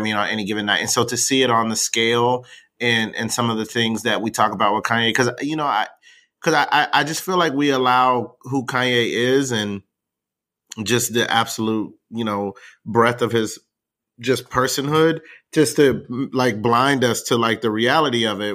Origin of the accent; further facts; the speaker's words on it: the South, United States; I'm from the South